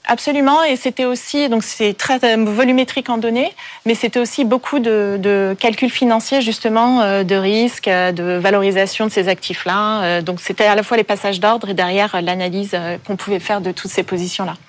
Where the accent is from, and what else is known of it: Paris, Île-de-France, France; born or raised there; also born or lived in Vancouver